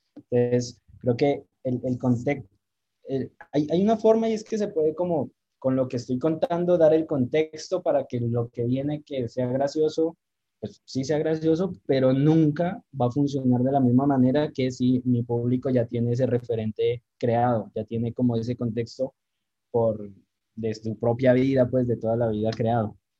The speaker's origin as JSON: {"language": "Spanish", "town": "Pasto", "region": "Nariño", "country": "Colombia", "said": "que a uno le pidan chistes siendo pastuso"}